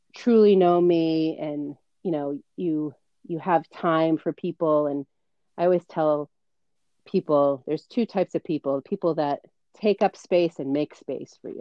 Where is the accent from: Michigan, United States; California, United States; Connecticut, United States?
Connecticut, United States; Mystic; I grew up in Mystic, Connecticut, and you and I met at the amazing Stonington